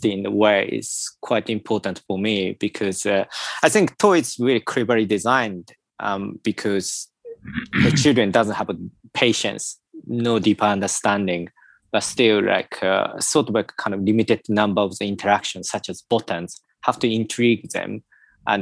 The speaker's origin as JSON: {"language": "English", "region": "Tokyo", "country": "Japan", "tie": "born or raised there", "also_born_or_lived": "United Kingdom / Sweden", "moved": "yes", "said": "I was born in Tokyo as well, quite artificial environment, so I'm really more familiar with something quite non-organic environment"}